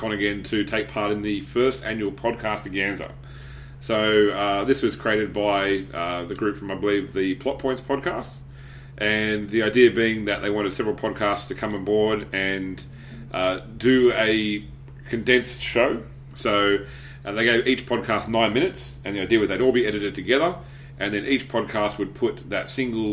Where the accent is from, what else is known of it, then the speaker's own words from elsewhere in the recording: Australia; I am from Australia